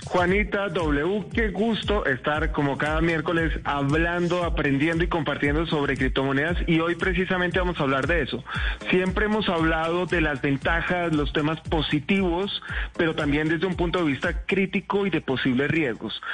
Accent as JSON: {"language": "Spanish", "country": "Colombia"}